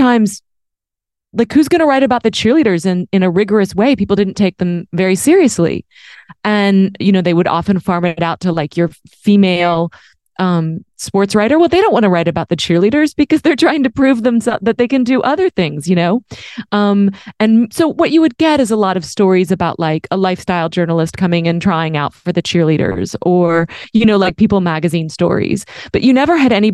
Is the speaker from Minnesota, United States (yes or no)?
no; Dallas, Texas, United States; moved away; also born or lived in New York; I grew up in Dallas